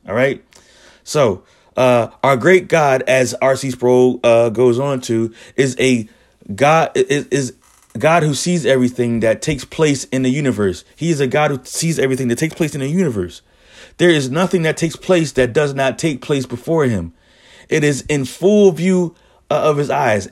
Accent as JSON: {"language": "English", "town": "Philadelphia", "region": "Pennsylvania", "country": "United States", "said": "I'm from Philly."}